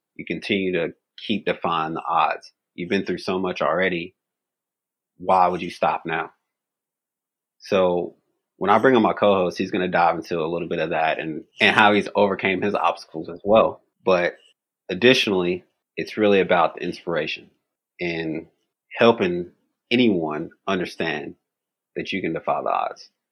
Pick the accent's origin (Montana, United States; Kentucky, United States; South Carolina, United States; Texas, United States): Kentucky, United States; Bowling Green; where I grew up in Bowling Green, Kentucky